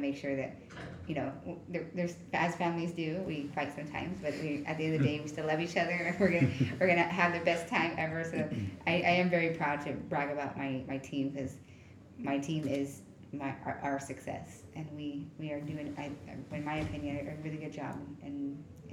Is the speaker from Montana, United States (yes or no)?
no; Wichita, Kansas, United States; Growing up in Wichita, Kansas, I was born and raised there.